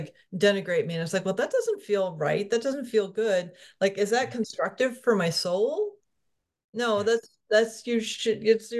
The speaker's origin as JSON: {"language": "English", "region": "Connecticut", "country": "United States", "tie": "born or raised there", "said": "I grew up in Central County, Connecticut. I used to know that so well."}